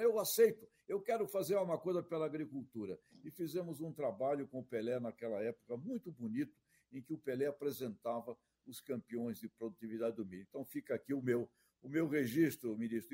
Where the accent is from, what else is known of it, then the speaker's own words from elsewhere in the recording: Santos, São Paulo, Brazil; Nasci do lado da Vila Belmiro